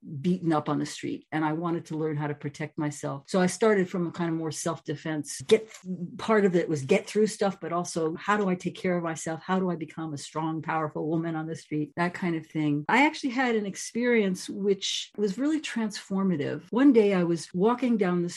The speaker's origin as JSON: {"language": "English", "town": "New York City", "region": "New York", "country": "United States", "tie": "born or raised there", "moved": "as an adult", "lives_now": "California, United States", "said": "I grew up in New York City, which is very nitty gritty"}